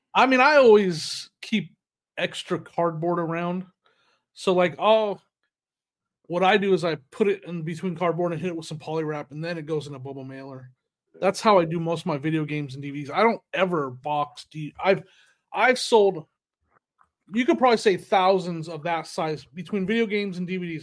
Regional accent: United States; moved away; also born or lived in Northern California / Arizona; in Northern California and Arizona

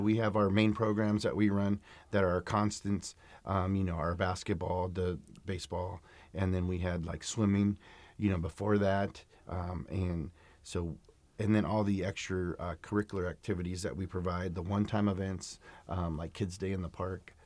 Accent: Sacramento, California, United States; I grew up in South Sacramento

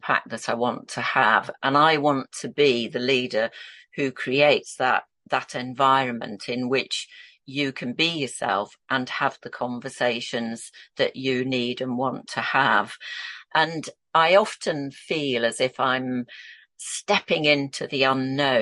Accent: Yorkshire and the Humber, United Kingdom; So I was born and brought up in Yorkshire, and this is where I'm a Yorkshire lass

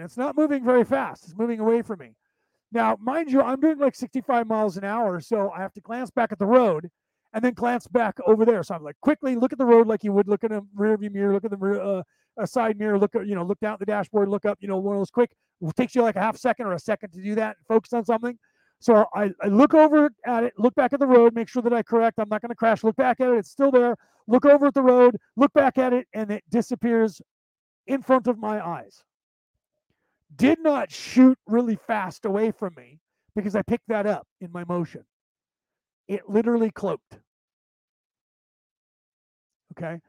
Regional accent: Concord, California, United States; The city that I grew up in the San Francisco Bay Area, was only there because there was a military base that was there, and it's called the Concord Naval Weapons Station

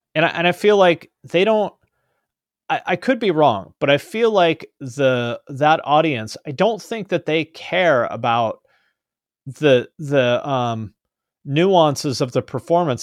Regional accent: West Coast, United States; also born or lived in Columbus, Ohio; I was born on the West Coast, I grew up here

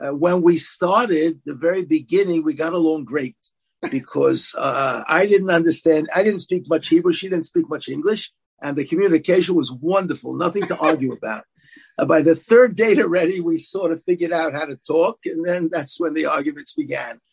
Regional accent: New York City, New York, United States; also born or lived in Israel; I grew up in Brooklyn.

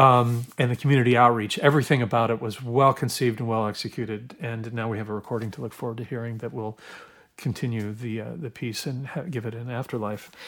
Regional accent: Oregon, United States; I grew up in Oregon

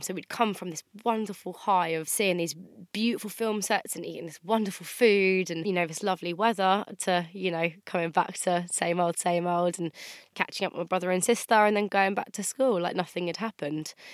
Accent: Andover, South East England, United Kingdom; my hometown as well. Andover's quite a small town

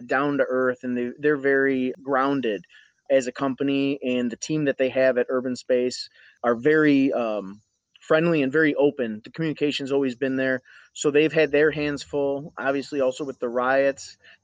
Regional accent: United States; we still keep the Assyrian background, but we're American.

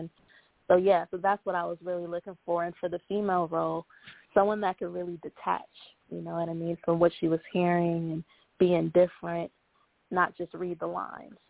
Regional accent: Cleveland, Ohio, United States; my hometown, Cleveland

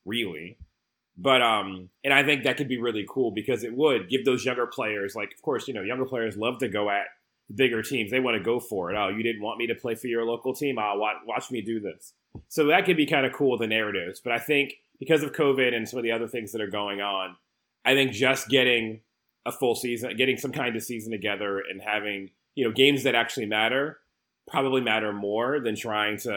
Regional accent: United States; as an American

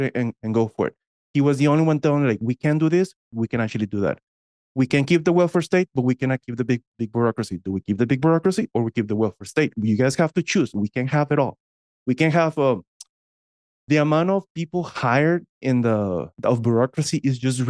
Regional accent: Texas, United States; I'm from Texas

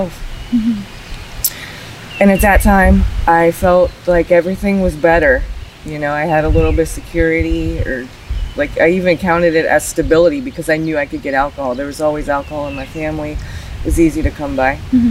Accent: Georgetown, Maryland, United States; I was born in 1978 in Georgetown, Maryland

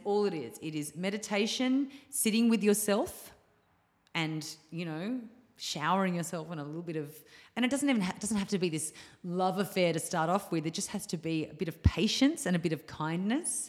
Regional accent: Australia; moved away as an adult; also born or lived in Bali; my hometown.

